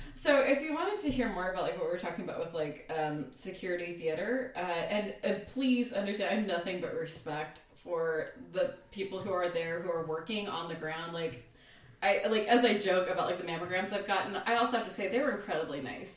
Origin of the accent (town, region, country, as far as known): United States